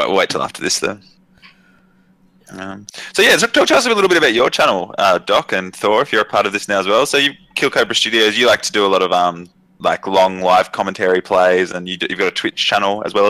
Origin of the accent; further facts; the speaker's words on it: Canberra, Australian Capital Territory, Australia; moved away; But where I was from originally, in Canberra, which is the capital